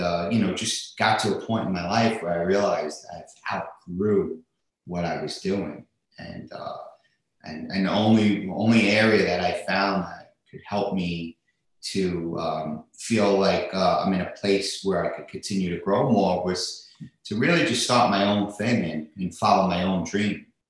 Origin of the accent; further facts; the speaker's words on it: New York City, New York, United States; I grew up in uh, in Staten Island, New York